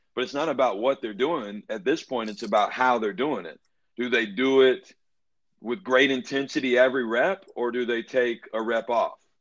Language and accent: English; Atlanta, Georgia, United States; I'm from Atlanta originally, and like you said, I went to Brookwood High School.